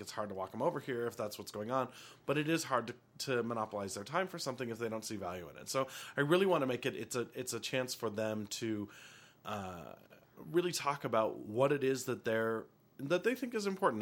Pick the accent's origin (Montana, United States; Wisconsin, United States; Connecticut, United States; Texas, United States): Montana, United States; Helena; I grew up in Helena